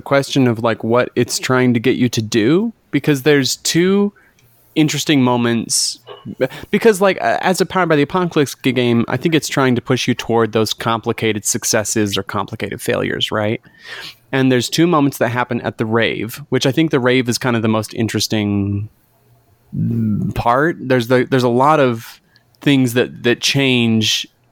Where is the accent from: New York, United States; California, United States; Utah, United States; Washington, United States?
Utah, United States; I grew up in Utah